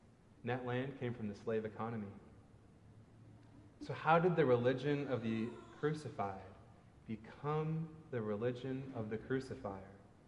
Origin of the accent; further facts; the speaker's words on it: Minnesota, United States; my home state of Minnesota